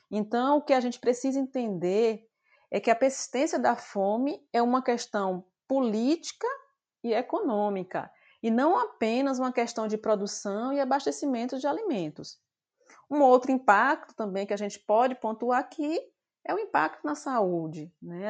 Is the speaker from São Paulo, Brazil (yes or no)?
no; Bahia, Brazil; moved away as an adult; also born or lived in João Pessoa; eu saí da minha terra natal, de que é Bahia, para João Pessoa para cursar a universidade